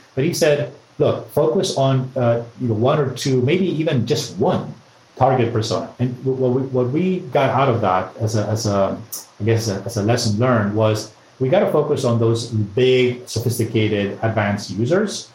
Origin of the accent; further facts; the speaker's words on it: Madrid, Community of Madrid, Spain; I'm from Madrid